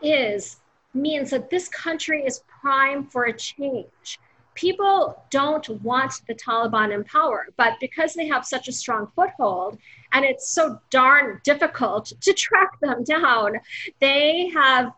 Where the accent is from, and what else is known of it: United States